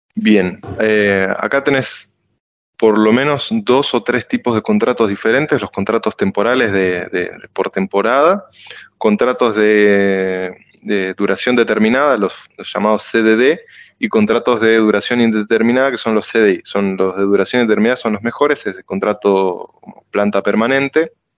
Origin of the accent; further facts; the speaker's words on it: La Plata, Buenos Aires Province, Argentina; moved away as an adult; now in France; yo soy de La Plata, estudié en Buenos Aires